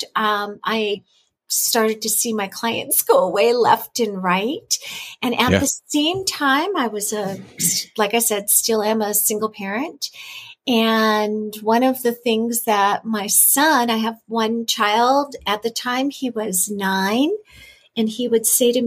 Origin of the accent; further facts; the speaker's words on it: California, United States; moved away as an adult; I'm originally from California.